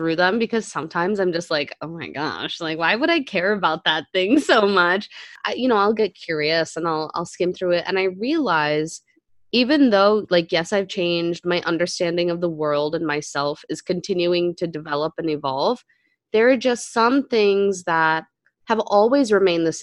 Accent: United States; moved away; also born or lived in India; I was American, so it was always like, okay, this American kid's come from this Western country

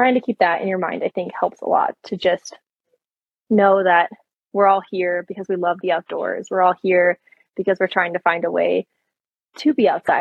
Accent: Michigan, United States; moved away as an adult; I grew up in Michigan

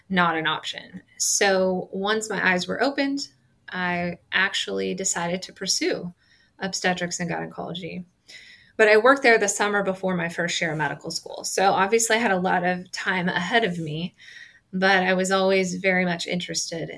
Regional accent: Nebraska, United States; I'm from Nebraska.

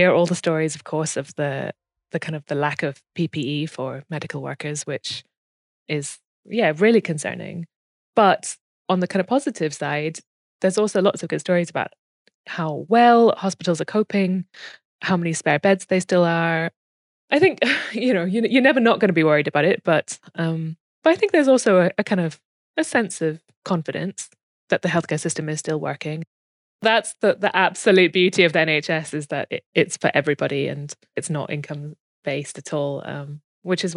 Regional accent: South Africa; now in Scotland, United Kingdom; I speak as a South African who immigrated here.

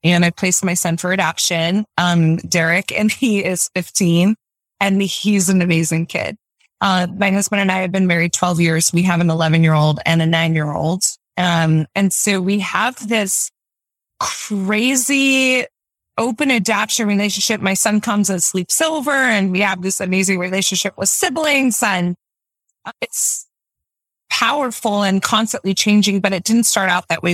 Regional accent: Utah, United States; I'm from Utah, born and raised, um, live here now

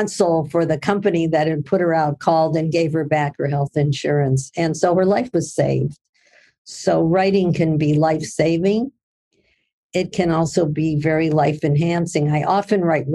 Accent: Midwest, United States; I'm from the Midwest in the United States.

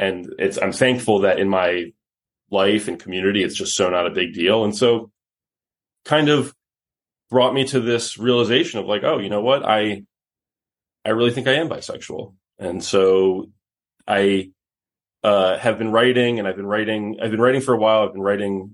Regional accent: New York City, New York, United States; moved away as an adult; now in Los Angeles, United States; I grew up in New York City, and I now live out here in Los Angeles

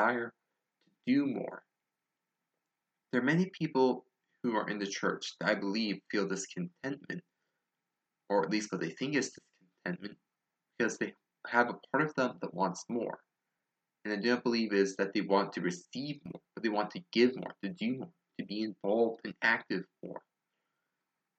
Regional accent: Tennessee, United States; accent: southern; please forgive my horrible southern accent

